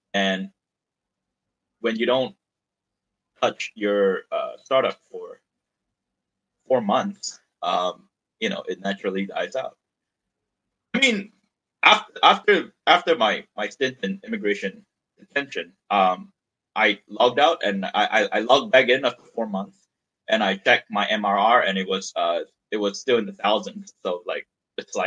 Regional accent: Malaysia; moved away as an adult; now in United States; I was born and raised in Malaysia, and at the time I was in Malaysia

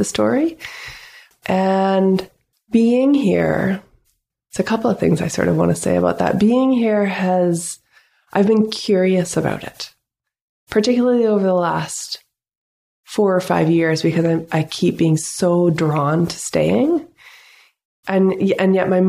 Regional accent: North Vancouver, British Columbia, Canada; moved away as an adult; now in Pender Island, Canada; I grew up in the city. I grew up in North Vancouver.

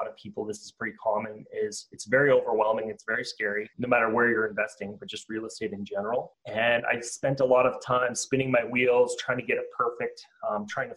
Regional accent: Canada; as a Canadian

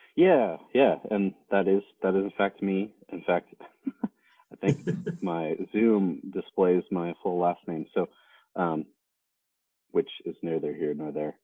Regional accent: Salinas, California, United States; now in Tucson, Arizona, United States; I grew up in Salinas, California

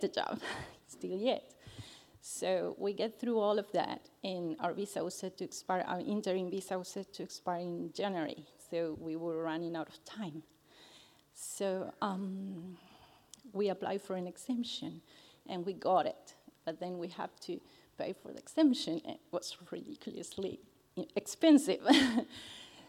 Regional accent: Argentina; English is a second language; moved away as an adult; I'm from Argentina, so English is my second language.

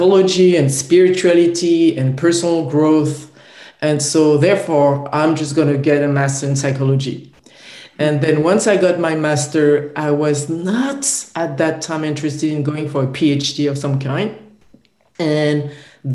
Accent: France; I was born in France.

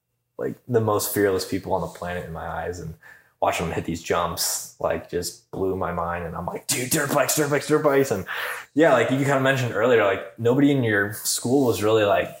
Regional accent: southwest Michigan, United States; growing up in Michigan, I was in the, you know, bottom southwest corner of Michigan

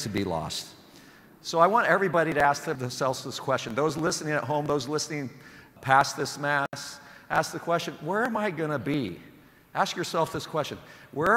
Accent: Sublimity, Oregon, United States; I'm from Sublimity, Oregon.

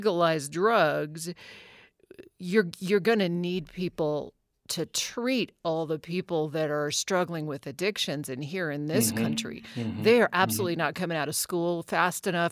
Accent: Alaska, United States; moved away; also born or lived in Oregon / California; growing up in Alaska

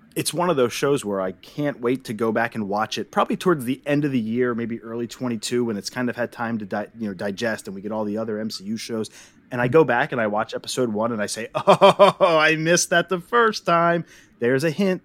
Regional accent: Erie, Pennsylvania, United States; I'm from Erie, PA

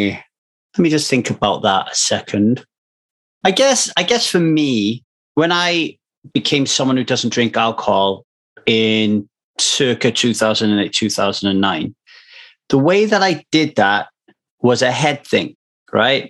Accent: United Kingdom; now in Los Angeles, United States; I'm British

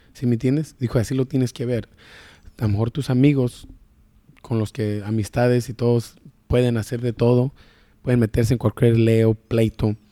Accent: Sacramento, California, United States; also born or lived in Guadalajara, Jalisco, Mexico / Michoacán, Mexico; llegué aquí a Sacramento a los 11 meses o la verdad yo me crié, la verdad yo soy de aquí

